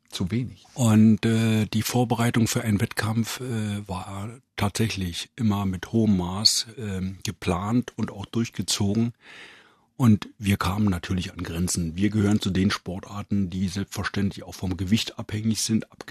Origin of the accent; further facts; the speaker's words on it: Brandenburg, Germany; Und ich bin heute Brandenburger, da bin ich auch stolz drauf.